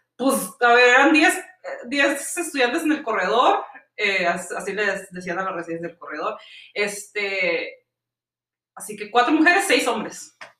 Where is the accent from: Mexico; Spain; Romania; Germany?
Mexico; moved away as an adult; now in Sweden; soy de México